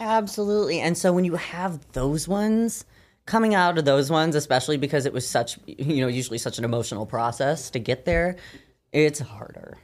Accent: Michigan, United States; moved away; I'm from Michigan originally.

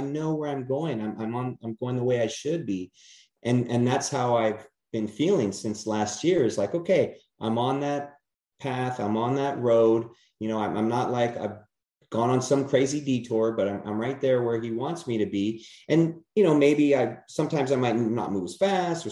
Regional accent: California, United States; moved away; I'm originally from California

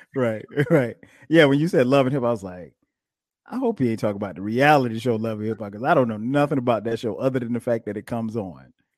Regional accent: Florence, South Carolina, United States; I grew up in little small town, uh, Florence, South Carolina

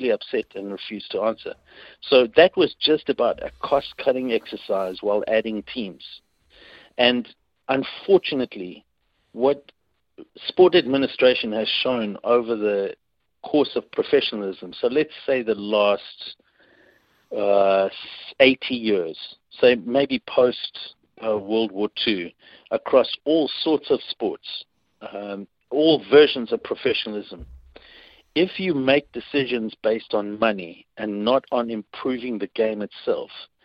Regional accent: South Africa; moved away as an adult; now in New Zealand

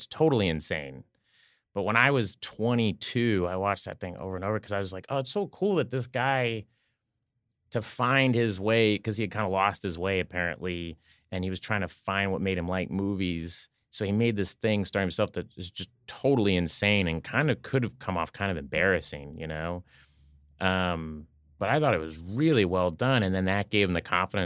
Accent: Oklahoma, United States; I'm from Oklahoma

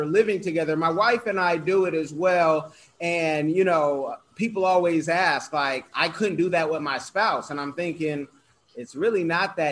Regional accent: Oakland, California, United States; I'm from Oakland

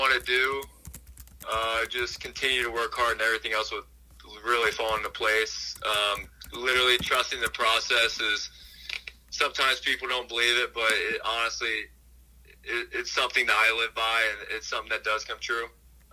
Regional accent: Ohio, United States; I'm from Ohio

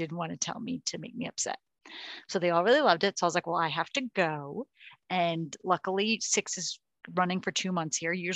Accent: New York, United States; moved away; We are from New York, so we're used to going to a lot of shows. And when we moved here, we jumped on the bandwagon to the national tours.

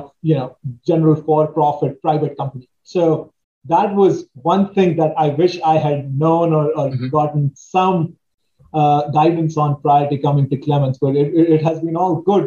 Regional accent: India; now in Washington, D.C., United States; as I was growing up in India

